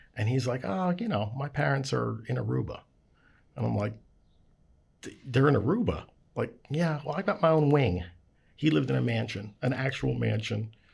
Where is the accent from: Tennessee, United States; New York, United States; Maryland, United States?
Maryland, United States; Baltimore; I'm from Baltimore